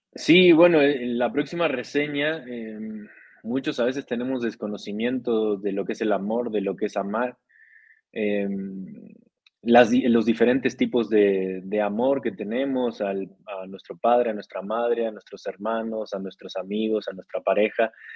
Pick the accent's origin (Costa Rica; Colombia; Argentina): Costa Rica; de Costa Rica soy, tico tica